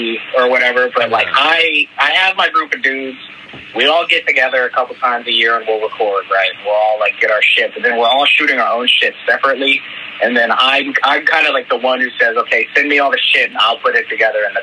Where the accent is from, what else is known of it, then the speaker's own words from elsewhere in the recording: Fairborn, Ohio, United States; I'm from Ohio. It's a little city outside of Dayton. Fairborn.